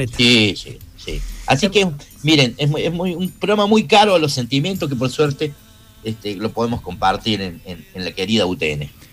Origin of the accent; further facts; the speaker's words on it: Córdoba, Argentina; los cordobeses tenemos un poquito más de humor